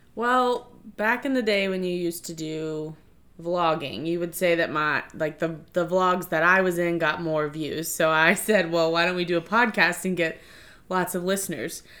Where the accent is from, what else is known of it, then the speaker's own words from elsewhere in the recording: Hartwood, Virginia, United States; I was born and raised in Stafford County, Virginia, um, specifically Hartwood